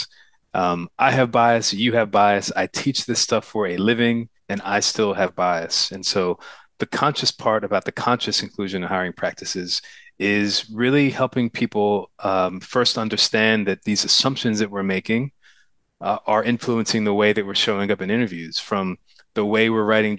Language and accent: English; New Jersey, United States; moved away as an adult; also born or lived in Pittsburgh, Pennsylvania; now in Oakland, United States; So I was actually born in Pittsburgh, but we moved to Jersey when I was like 3 years old. So I don't have any memories of there. So I consider myself to be a Jersey boy too.